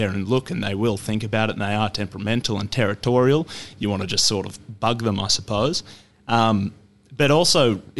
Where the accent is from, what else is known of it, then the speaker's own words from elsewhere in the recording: Deniliquin, New South Wales, Australia; up in Deniliquin around my hometown